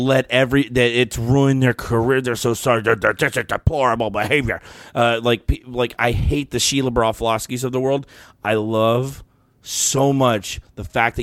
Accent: Texas, United States; I was born in Texas

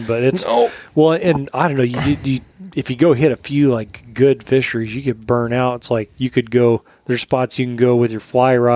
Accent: Colorado, United States; moved away; where I grew up in Colorado

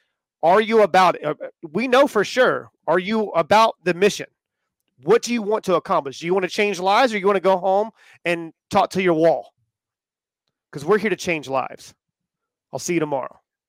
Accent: Indiana, United States; I'm from Indiana.

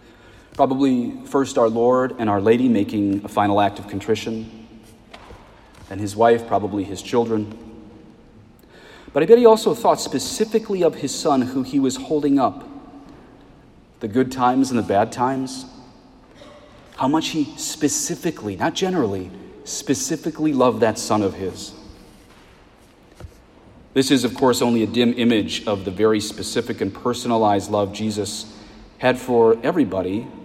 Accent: Colorado, United States; my home state of Colorado

